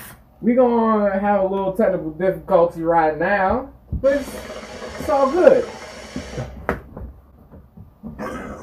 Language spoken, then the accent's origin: English; Baltimore, Maryland, United States; I'm also from Baltimore, Maryland